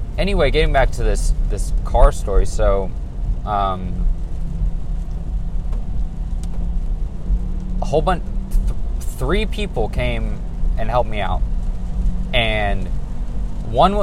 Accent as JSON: {"language": "English", "region": "California", "country": "United States", "said": "I'm from California"}